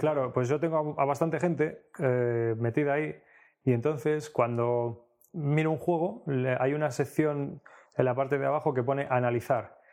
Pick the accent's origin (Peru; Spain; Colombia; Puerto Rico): Spain; Leganés, Community of Madrid; now in Alcalá de Henares, Spain; yo he vivido toda la vida en Leganés hasta que me fui a vivir a Alcalá de Henares